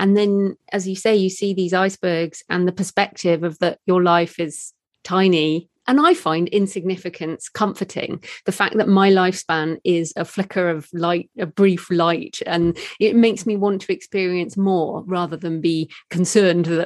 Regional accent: United Kingdom; as British people

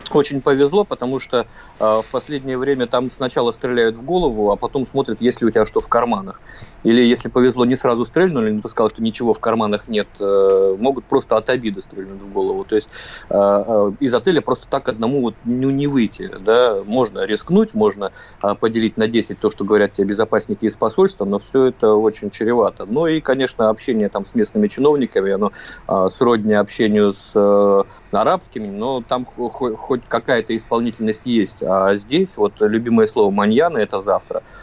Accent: Russia; мы из России

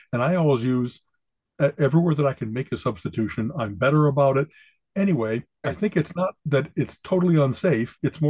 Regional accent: Chicago, Illinois, United States; because I came from Chicago, I never had a chance to try whatever the kind of Cleveland local stuff is.

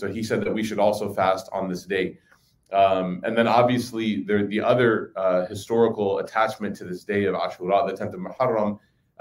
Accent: Chicago, Illinois, United States; growing up in Chicago

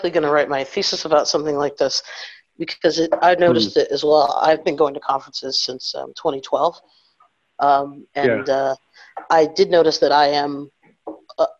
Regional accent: Northeast, United States; my parents are from the South, so I'm first generation North. But you know, I'm from the Northeast, from a predominantly white place.

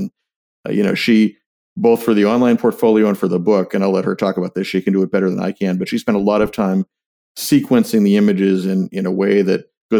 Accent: New Hampshire, United States; born or raised there; now in Washington, D.C., United States

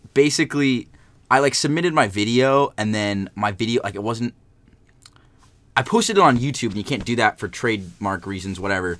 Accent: San Jose, California, United States; moved away as an adult; now in Lynchburg, United States; I'm from San Jose, California

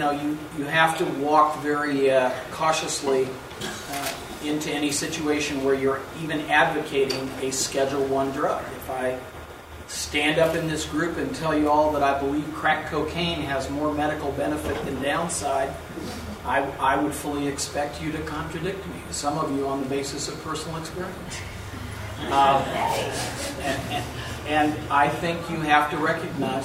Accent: Southern Virginia, United States; growing up in Southern Virginia

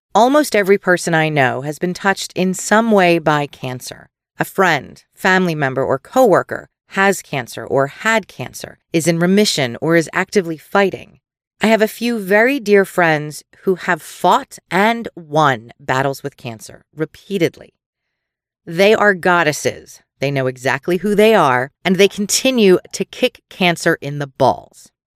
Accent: Philadelphia, Pennsylvania, United States; accent: Philly; Mine, which can be very Philly when I don't pay attention to my O's

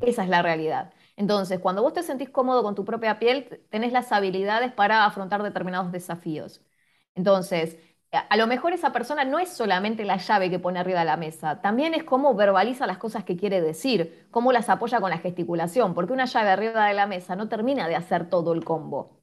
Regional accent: Quilmes, Buenos Aires Province, Argentina; yo soy de Quilmes, de la ciudad de Quilmes

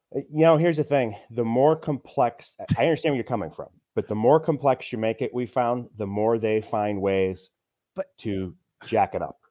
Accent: Kirkwood, Missouri, United States; the upper middle class, but I'm from Kirkwood

